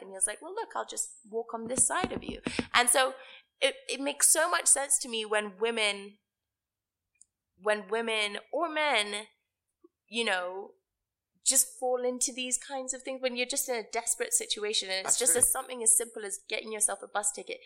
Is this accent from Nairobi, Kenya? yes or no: yes; Nairobi, Kenya; moved away; also born or lived in United States; I grew up in Karen.